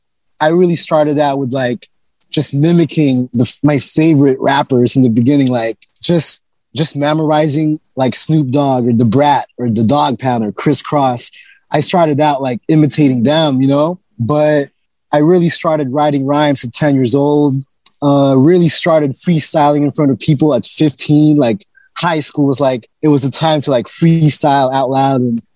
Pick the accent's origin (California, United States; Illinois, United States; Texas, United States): California, United States; Oxnard; also born or lived in Philippines; I was born in Philippines, but I moved to Oxnard when I was like 10 after my mom split up and my mom and dad split up.